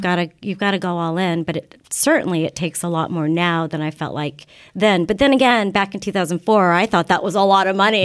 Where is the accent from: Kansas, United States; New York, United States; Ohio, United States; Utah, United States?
Kansas, United States; moved away; I grew up in Kansas, and we were practically the only Asian family, you know, at my school